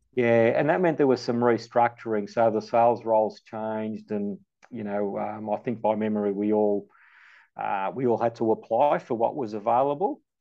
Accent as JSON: {"language": "English", "town": "Melbourne", "region": "Victoria", "country": "Australia", "tie": "born or raised there", "also_born_or_lived": "Malta", "said": "I grew up in the western suburbs in St Albans"}